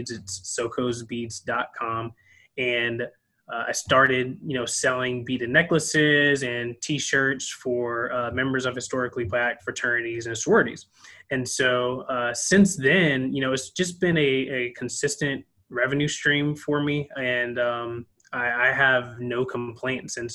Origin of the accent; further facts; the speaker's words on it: Fayetteville, North Carolina, United States; also born or lived in California / Korea / New Jersey / Texas; now in Washington, United States; I'm originally from Fayetteville, North Carolina, so I'm a military brat. Have kind of traveled to a lot of places: uh, California, Korea, uh, Jersey, Texas, uh, Maryland.